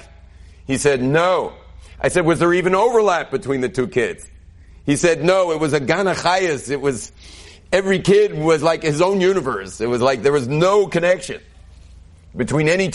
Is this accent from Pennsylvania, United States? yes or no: no; Southern California, United States; moved away as an adult; now in Jerusalem, Israel; I grew up in Southern California where there's no such thing as normal